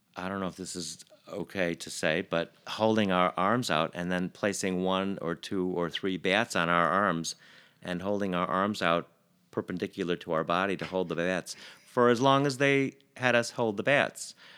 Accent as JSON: {"language": "English", "town": "Chicago", "region": "Illinois", "country": "United States", "tie": "born or raised there", "said": "grew up in East Rogers Park, um, around Albion and Sheridan"}